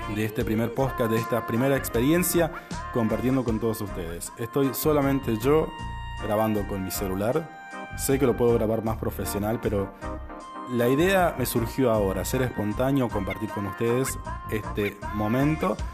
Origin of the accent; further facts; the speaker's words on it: Recreo, Catamarca, Argentina; also born or lived in Tartagal, Salta, Argentina; después llegué a Recreo Catamarca, un lugar que, bueno, me he criado en, este, en esta ciudad